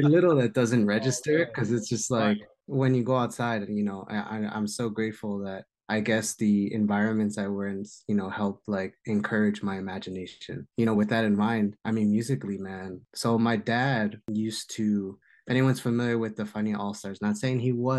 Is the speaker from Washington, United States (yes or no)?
no; Jersey City, New Jersey, United States; also born or lived in New York City; born in Jersey City, raised in New York City, and just Jersey bred my whole life.